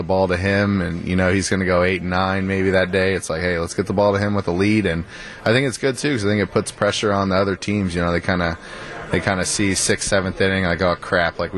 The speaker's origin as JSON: {"language": "English", "town": "Houston", "region": "Texas", "country": "United States", "said": "I'm from Houston"}